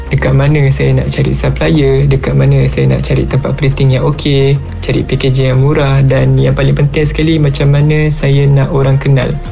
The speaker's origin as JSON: {"language": "Malay", "region": "Kuala Lumpur", "country": "Malaysia", "said": "Saya berasal dari Ampang, Kuala Lumpur berumur 23 tahun"}